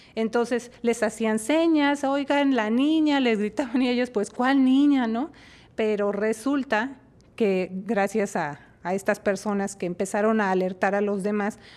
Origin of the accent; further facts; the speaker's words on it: Mexico City, Mexico; en la Ciudad de México, de donde yo soy originaria